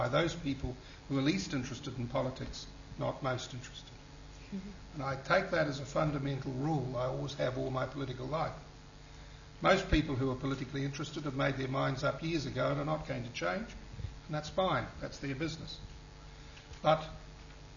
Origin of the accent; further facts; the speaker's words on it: New Zealand; moved away as an adult; now in United Kingdom; as a New Zealander